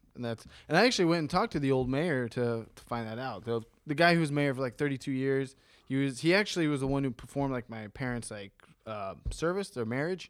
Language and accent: English; Bexley, Ohio, United States; moved away as an adult; also born or lived in Bahamas; born and raised in Ohio